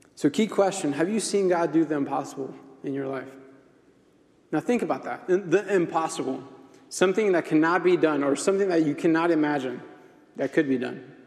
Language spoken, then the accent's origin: English; Mexico; I'm from Mexico.